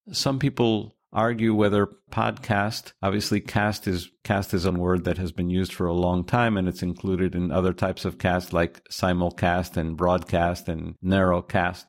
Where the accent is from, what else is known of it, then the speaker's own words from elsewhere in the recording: United States; I'm from the United States